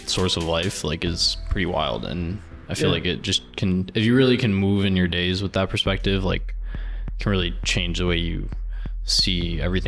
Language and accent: English; Tarrytown, New York, United States; I'm from Tarrytown, Sleepy Hollow